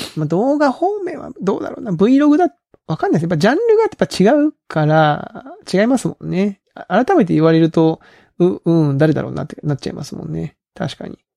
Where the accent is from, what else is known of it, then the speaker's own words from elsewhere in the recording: Kagoshima, Japan; 僕も鹿児島出身なんで